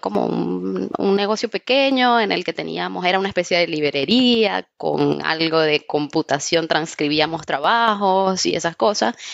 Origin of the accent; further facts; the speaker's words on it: Trujillo, Venezuela; yo soy una chica venezolana que creció en Trujillo